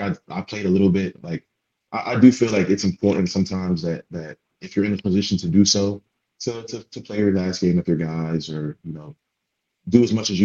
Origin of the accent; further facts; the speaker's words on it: Atlanta, Georgia, United States; moved away as an adult; growing up in Atlanta